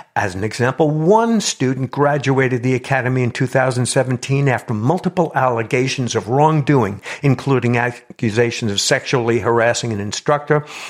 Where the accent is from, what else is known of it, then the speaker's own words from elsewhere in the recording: New York, United States; I come from New York, and my, uh, father was a, uh, police officer for thirty-five years